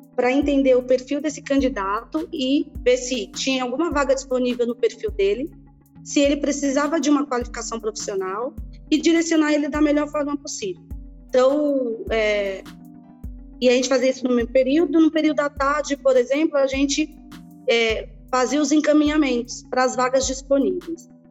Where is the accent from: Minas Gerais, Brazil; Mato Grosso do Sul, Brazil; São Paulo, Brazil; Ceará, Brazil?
São Paulo, Brazil; also born or lived in Bahia; vim para São Paulo com seis anos de idade, Marcos, e estudei numa escola pública aqui em Paraisópolis